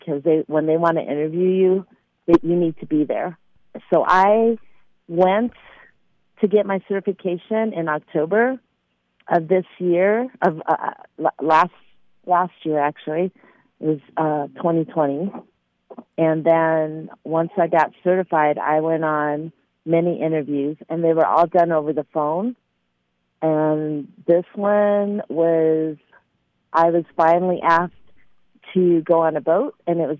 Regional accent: Philippines; I'm Filipino

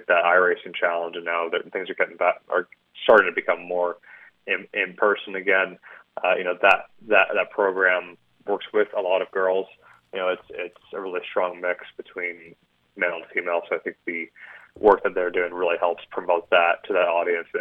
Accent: Canada; moved away as an adult; now in Indianapolis, United States; as a Canadian

